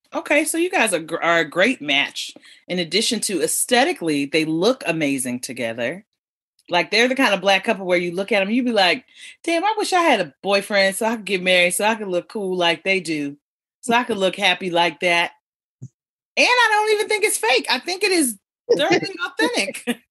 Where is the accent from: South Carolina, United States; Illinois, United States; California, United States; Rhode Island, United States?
California, United States; Los Angeles; I grew up in L.A.